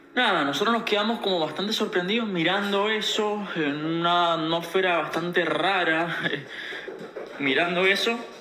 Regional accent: Mendoza, Argentina; yo soy de Mendoza

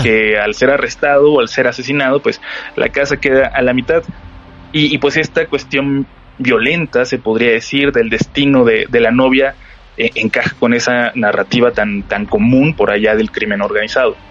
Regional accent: Tijuana, Baja California, Mexico; now in Mexico City, Mexico; Yo soy de Tijuana, pero ya tengo un rato viviendo aquí en la capital

